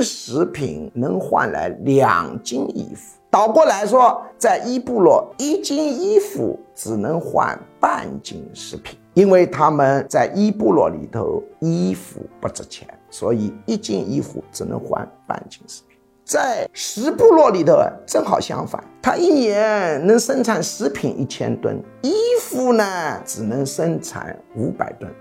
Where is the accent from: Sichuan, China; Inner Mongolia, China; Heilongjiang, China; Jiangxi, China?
Jiangxi, China; 我老家江西省